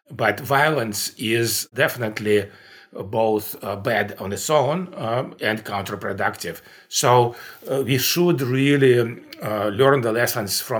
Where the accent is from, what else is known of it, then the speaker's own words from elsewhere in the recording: Russia; English is a second language; I grew up in the Soviet Union, and by the time when I grew up, it was not an evil empire by any means.